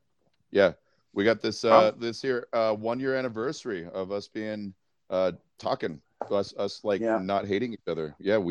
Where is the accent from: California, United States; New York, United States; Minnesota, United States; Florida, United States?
New York, United States; New York City; now in Michigan, United States; from Brooklyn, New York, currently out in the dirty mitten of Michigan.